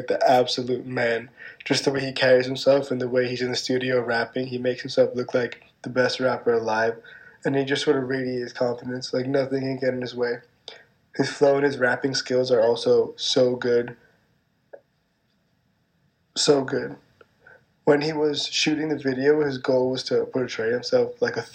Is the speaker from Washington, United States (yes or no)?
no; New York City, New York, United States; I'm from Manhattan. I was born and raised here, but my parents were not.